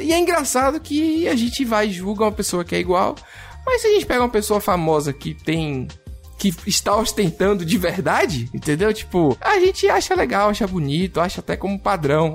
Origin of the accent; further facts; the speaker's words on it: Salvador, Bahia, Brazil; accent: baiano; eu sou de Salvador igual a Kaique, né, Kaique? Estamos aqui hoje cheio de sotaque baiano